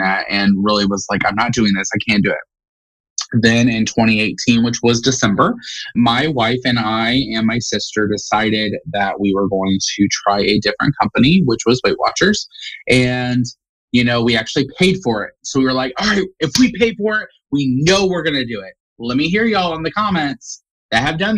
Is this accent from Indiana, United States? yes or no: yes; Indiana, United States; Indiana, born and raised in Indiana.